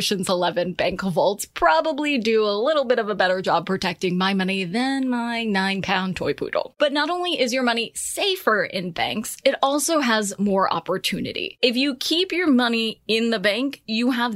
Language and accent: English; United States; as an American